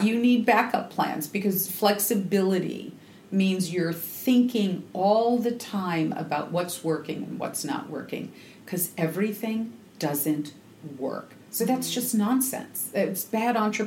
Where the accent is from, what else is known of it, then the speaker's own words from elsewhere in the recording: Seattle, Washington, United States; I'm from the Northwest in Seattle